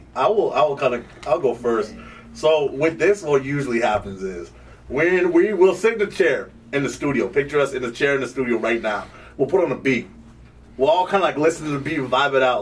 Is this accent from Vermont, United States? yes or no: yes; Vermont, United States; also born or lived in Sierra Leone; I was born in Sierra Leone, West Africa. Uh, but I moved to Vermont